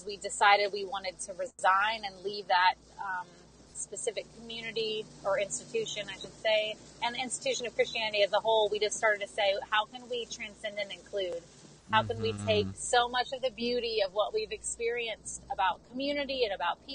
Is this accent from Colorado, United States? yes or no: no; Florida, United States; moved away as an adult; now in Nashville, United States; I grew up in Florida, live in Nashville, lived here for close to 17 years